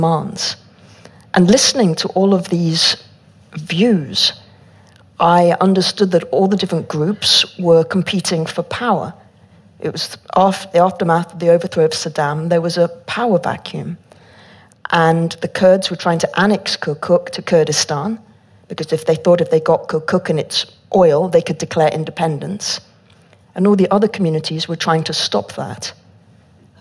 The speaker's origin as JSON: {"language": "English", "region": "England", "country": "United Kingdom", "said": "from England"}